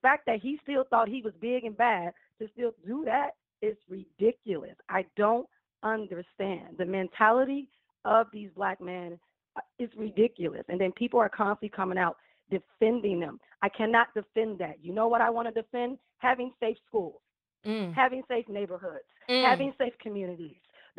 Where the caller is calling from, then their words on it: Chicago, Illinois, United States; I'm …. I'm calling from Chicago, Illinois.